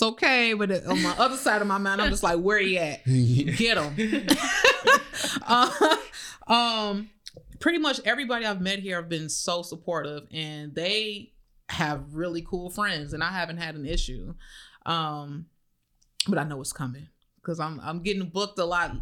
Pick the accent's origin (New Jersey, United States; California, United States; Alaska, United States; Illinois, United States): Illinois, United States; Chicago; moved away as an adult; also born or lived in Atlanta; now in Florida, United States; I'm from the South Side